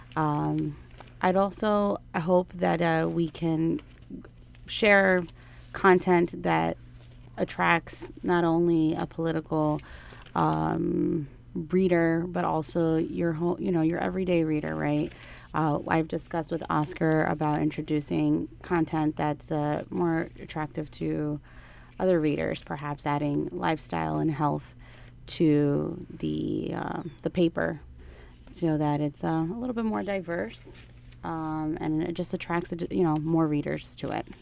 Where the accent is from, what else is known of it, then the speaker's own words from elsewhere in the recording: Newark, New Jersey, United States; I'm Ecuadorian by blood, but born right here in Newark, born and raised in Newark, New Jersey